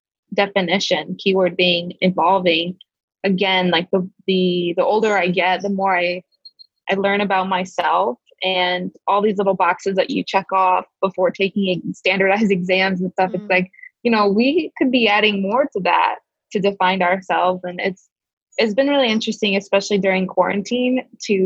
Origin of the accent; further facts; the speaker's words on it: Rochester, New York, United States; moved away; I am born and raised in Rochester, New York, over in Western New York near Niagara Falls